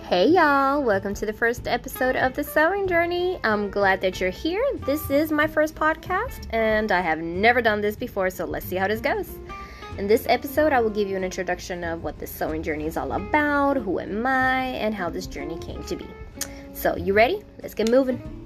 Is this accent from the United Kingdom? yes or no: no; Manatí, Puerto Rico; first language Spanish; English is a second language; I was born and raised in Manatí, Puerto Rico. So my first language is Spanish.